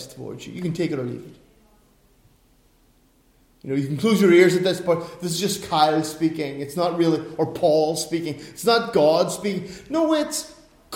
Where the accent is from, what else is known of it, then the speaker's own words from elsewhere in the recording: Ireland; I'm an Irishman